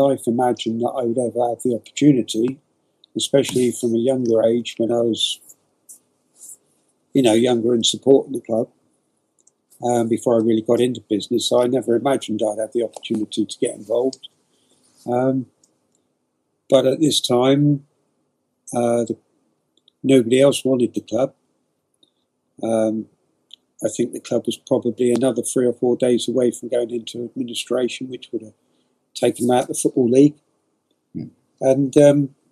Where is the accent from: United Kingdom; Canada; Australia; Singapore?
United Kingdom; Poole, South West England; also born or lived in Boscombe, Bournemouth; I was born in Boscombe Hospital, so I'm a local to where the football club was. One of five boys. Lived in Boscombe for 2 years, moved to Parkstone, and lived in Poole for the rest of my life.